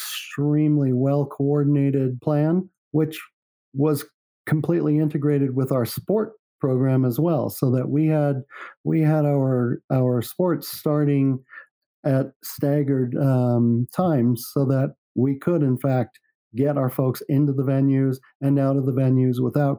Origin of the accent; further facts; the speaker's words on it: San Francisco, California, United States; now in Park City, United States; And I come from San Francisco. My first thought was, wow, this place is really cheap.